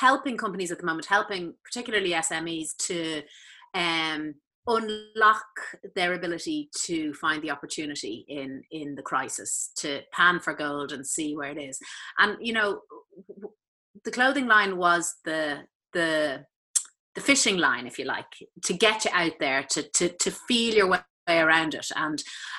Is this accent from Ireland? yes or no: yes; Malahide, Leinster, Ireland; I grew up in Malahide in North County Dublin, right beside the sea.